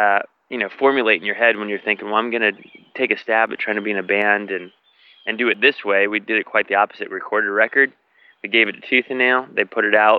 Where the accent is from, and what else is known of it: Virginia Beach, Virginia, United States; born or raised there; moved away as an adult; now in Nashville, United States